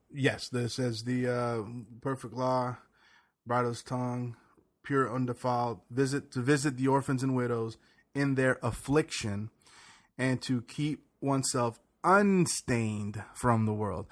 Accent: the South, United States; I grew up in the South

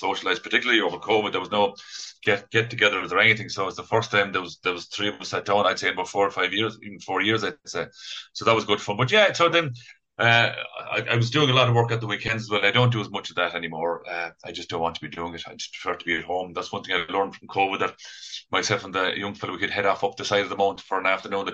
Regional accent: Kerry, Munster, Ireland; now in Galway, Ireland; 2 hours from Kerry, from home

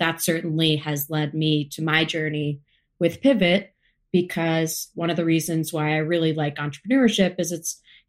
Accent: United States; I grew up about 30 minutes outside of New York City

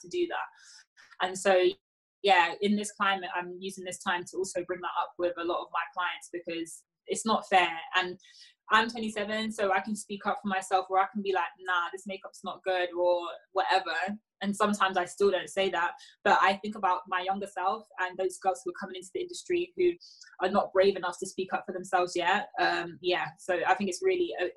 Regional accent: United Kingdom; I'm British

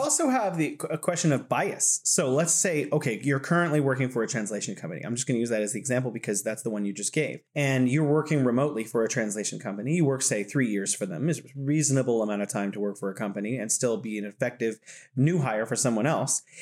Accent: United States; as an American

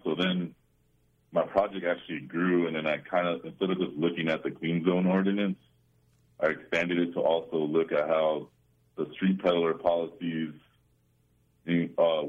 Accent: Southern California, United States; I grew up in Southern California

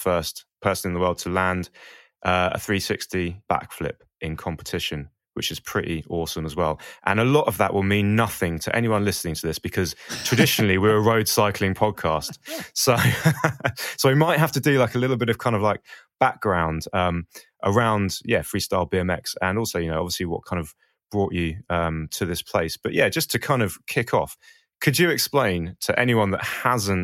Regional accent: Portsmouth, South East England, United Kingdom; I'm from Portsmouth. Portsmouth had the biggest concrete skate park in Europe for a long time. So I had some good skaters down there

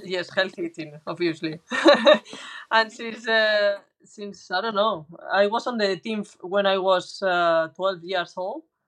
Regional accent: Valladolid, Castile and León, Spain; English is a second language; I was coming from Valladolid, that is a small town in compared to the others.

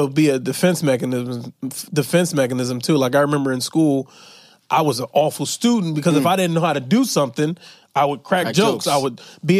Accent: Philadelphia, Pennsylvania, United States; my hometown of Philadelphia

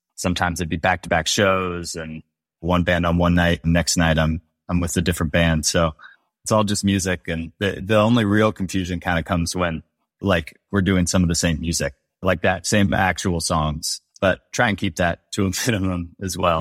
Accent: Bay Area, California, United States; I'm from the Bay Area

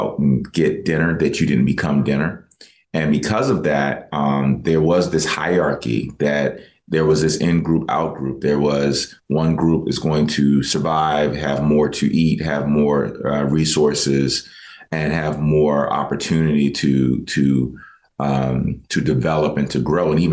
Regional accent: United States; are you from the States

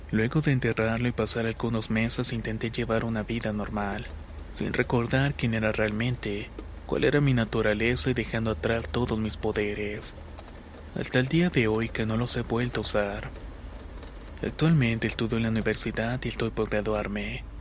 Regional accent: Colombia; soy de Colombia.

